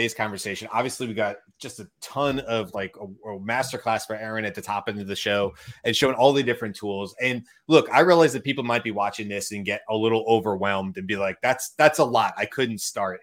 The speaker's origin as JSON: {"language": "English", "country": "United States", "said": "as an American"}